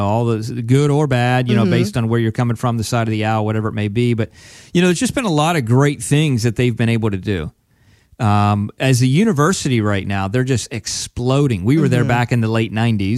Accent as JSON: {"language": "English", "region": "Pennsylvania", "country": "United States", "tie": "born or raised there", "said": "I grew up from in Penn State land"}